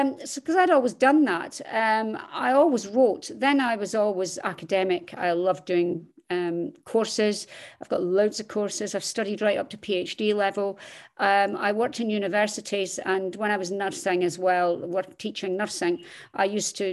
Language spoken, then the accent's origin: English; Scotland, United Kingdom; accent: Scottish; also born or lived in Dundee, Scotland; As you can tell from my accent, I am Scottish